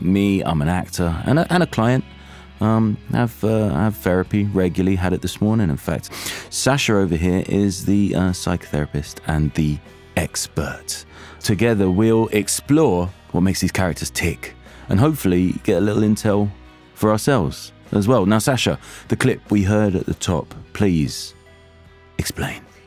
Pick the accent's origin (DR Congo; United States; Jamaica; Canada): Jamaica; moved away; I am a Jamaican